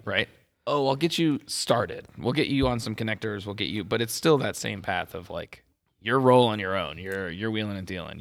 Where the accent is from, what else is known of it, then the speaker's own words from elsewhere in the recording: Las Vegas, Nevada, United States; moved away as an adult; it's my hometown